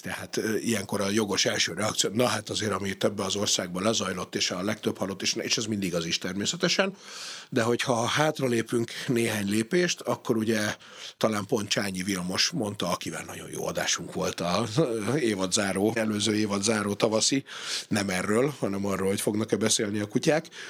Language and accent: Hungarian; Hungary